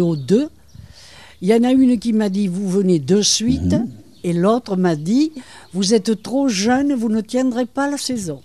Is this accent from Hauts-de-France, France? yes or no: no; Bordeaux, Nouvelle-Aquitaine, France; moved away as an adult; also born or lived in Bassens, Gironde; now in Cap Ferret, France; je suis née à Bassins, girondins ah. Je suis une Girondine et puis école, collège, tout ça, c'est Bordeaux.